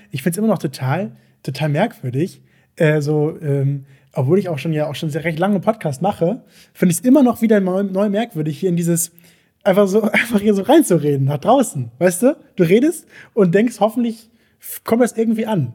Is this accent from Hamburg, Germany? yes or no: yes; Hamburg, Germany; ich komm aus Hamburg. Ich bin ja Hamburger Jung